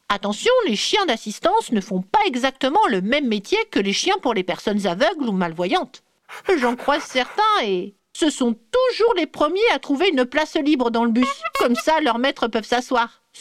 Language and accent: French; Bourgogne-Franche-Comté, France; Je suis née dans le Jura. J'y ai passé toute ma vie. À la montagne, on peut faire de la luge presque toute l'année.